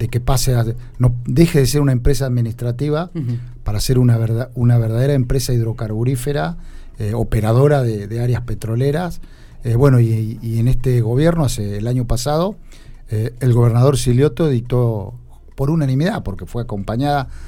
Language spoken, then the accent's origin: Spanish; Alpachiri, La Pampa, Argentina; Bueno, yo soy de Alpachiri, soy médico veterinario.